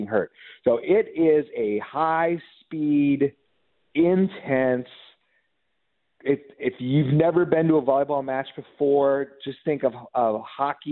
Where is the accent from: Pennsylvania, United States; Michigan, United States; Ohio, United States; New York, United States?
Michigan, United States; Upper Peninsula of; also born or lived in Orlando / Los Angeles; now in Atlanta, United States; grew up in the upper peninsula of Michigan, just off of Quebec.